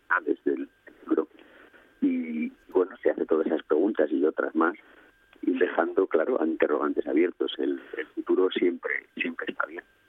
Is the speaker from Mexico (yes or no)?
no; Asturias, Spain; now in Greece; soy asturiano de nacimiento si bien mis, dos familias, la materna y la paterna, pues a su vez, pues la paterna era más bien de, la zona de Castilla y la materna, pues con, muy arraigada también en La Habana, en Cuba. Eh, de todas formas, Asturias es el, paisaje de mi infancia